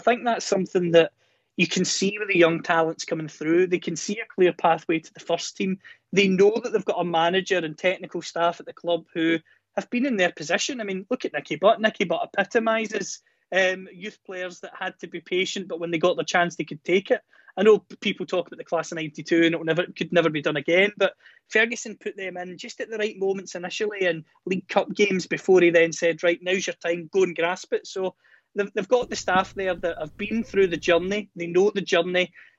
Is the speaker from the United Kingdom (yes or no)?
yes; Belfast, Northern Ireland, United Kingdom; and you'll know this yourself, growing up in Belfast as well